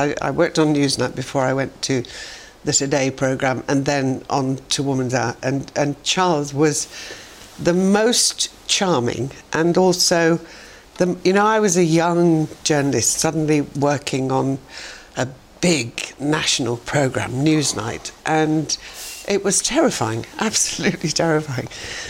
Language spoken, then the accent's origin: English; Barnsley, Yorkshire and the Humber, United Kingdom; In 1950. And so my mother always used to say